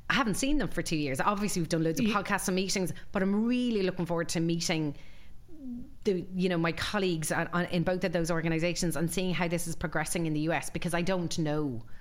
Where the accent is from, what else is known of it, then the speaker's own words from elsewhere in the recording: Galway, Connacht, Ireland; from Galway. That's an even smaller